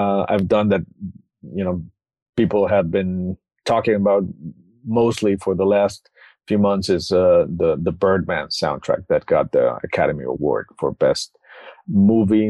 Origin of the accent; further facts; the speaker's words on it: Mexico City, Mexico; I'm originally from Mexico City. I was born and raised there.